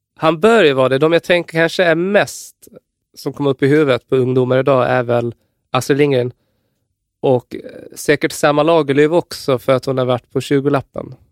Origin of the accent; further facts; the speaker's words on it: Gotland, Sweden; jag är ju från Gotland